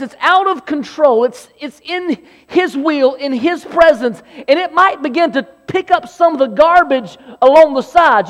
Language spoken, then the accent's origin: English; Belton, South Carolina, United States; also born or lived in Anderson, South Carolina; I grew up in Anderson, South Carolina, more specifically Belton, South Carolina.